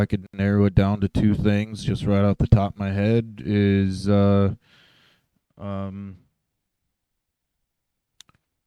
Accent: Roundup, Montana, United States; I was born in a little town by the name of Roundup, Montana

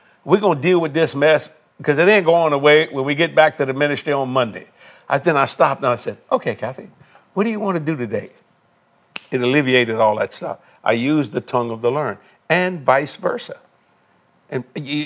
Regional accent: United States; I'm an American.

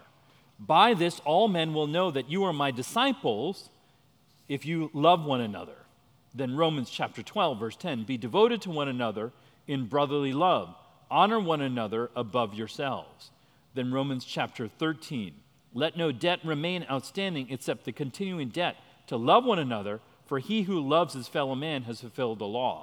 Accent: India; I'm Indian, so every other cousin is a doctor

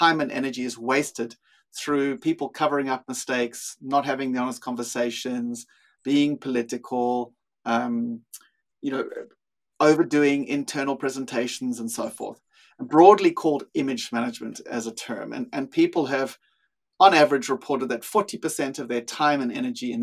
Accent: South Africa; accent: South African; moved away as an adult; also born or lived in Australia / Europe; now in Sydney, Australia; My accent is actually South African. I've lived in Australia for 20 something years. I lived in Europe for a while as well and worked there in the same field. But yeah, grew up in South Africa

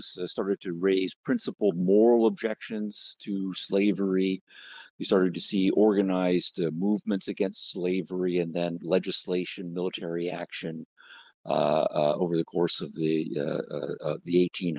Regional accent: Canada; moved away as an adult; now in United States; I grew up in Canada

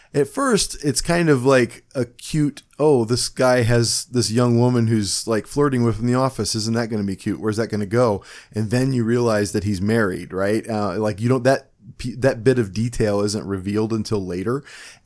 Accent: Cleveland, Ohio, United States; accent: Cleveland; my Cleveland accent

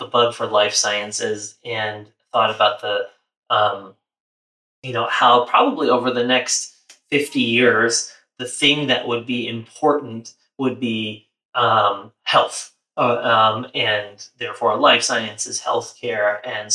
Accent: New York City, New York, United States; I was born and raised in New York City

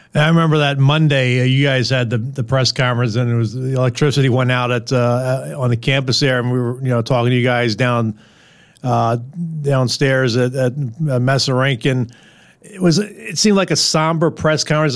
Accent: Philadelphia, Pennsylvania, United States; I grew up in Philadelphia

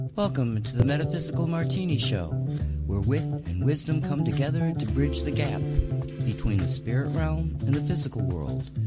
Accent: England, United Kingdom; When I was a kid growing up in England

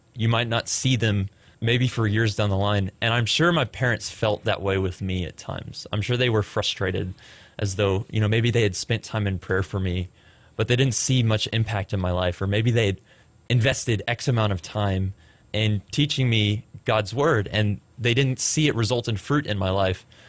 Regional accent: Frisco, Texas, United States; also born or lived in Plano, Texas; I was born in Plano, went to Frisco schools for the majority of my childhood, graduated from Liberty High School out in Frisco, Texas

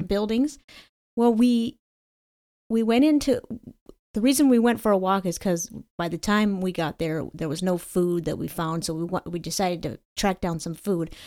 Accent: Connecticut, United States; my home state

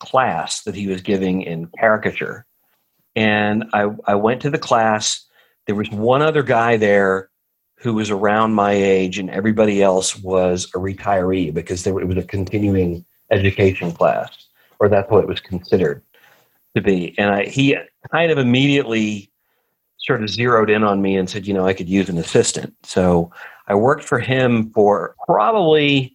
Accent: Alabama, United States; moved away as an adult; I grew up in Alabama. I lived there till I was about 22 or 3.

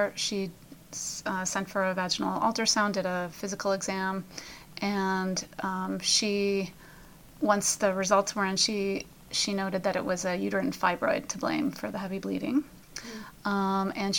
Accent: Pennsylvania, United States; We're from Pennsylvania. We have a lot of hills around here.

